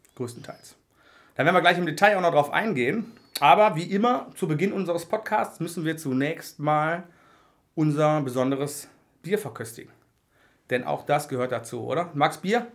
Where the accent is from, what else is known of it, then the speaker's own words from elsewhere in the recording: Oberhausen, North Rhine-Westphalia, Germany; ich komme gebürtig aus, aus dem Oberhausener Norden